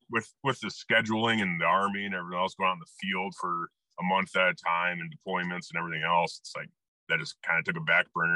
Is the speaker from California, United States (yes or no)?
no; Iowa, United States; also born or lived in Colorado / El Paso; I grew up shotgun hunting in Iowa